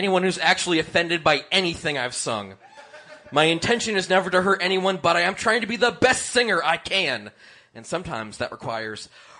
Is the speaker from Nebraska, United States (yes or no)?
no; Indiana, United States; Much like Tom, I grew up in Indiana